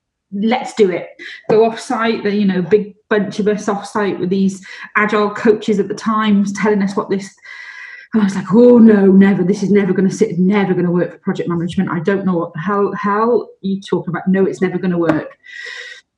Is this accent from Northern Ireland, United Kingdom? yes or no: no; Welsh, Wales, United Kingdom; being Welsh